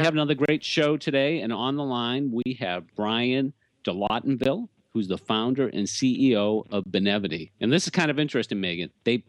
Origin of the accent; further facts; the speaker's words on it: Boston, Massachusetts, United States; accent: Boston; my Boston accent